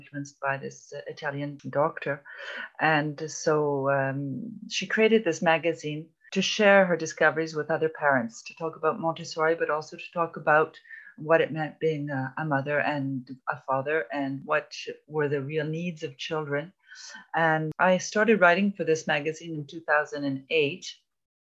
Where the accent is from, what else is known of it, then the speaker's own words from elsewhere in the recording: Toronto, Ontario, Canada; moved away as an adult; now in France; I'm Canadian, actually. I come from Toronto.